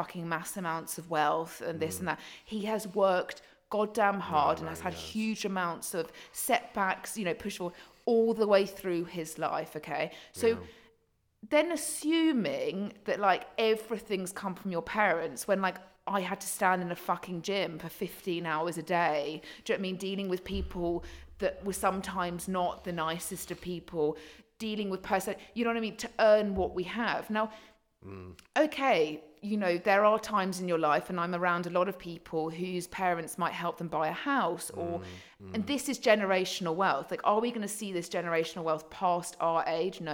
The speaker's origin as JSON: {"language": "English", "area": "Surrey", "region": "South East England", "country": "United Kingdom", "tie": "born or raised there", "accent": "posh", "said": "I was brought up in Surrey"}